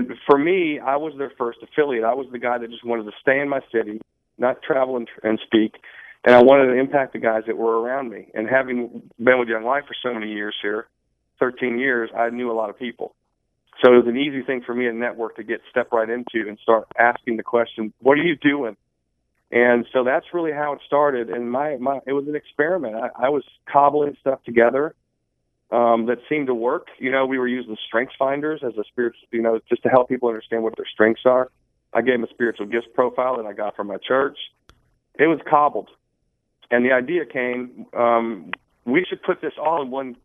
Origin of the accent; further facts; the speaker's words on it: Florida, United States; moved away as an adult; also born or lived in West Palm Beach / Wellington; now in Birmingham, United States; I'm a Florida guy